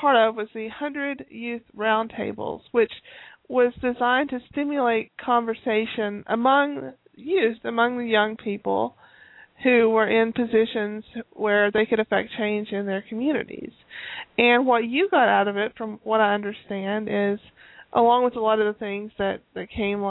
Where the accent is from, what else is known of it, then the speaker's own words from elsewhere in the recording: Tennessee, United States; I'm from Tennessee originally, but I haven't lived in Tennessee in about 11 years.